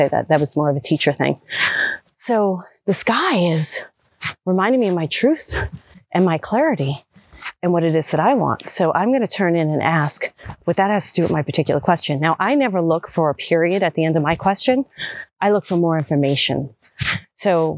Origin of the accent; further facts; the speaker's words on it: New York City, New York, United States; moved away as an adult; also born or lived in Manhattan / Los Angeles; I grew up in Brooklyn and, you know, then Manhattan